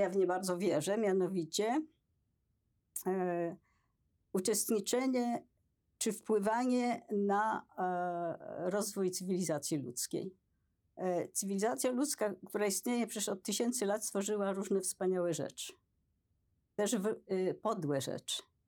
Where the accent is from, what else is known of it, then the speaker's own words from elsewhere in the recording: Poland; ja się urodziłam w Polsce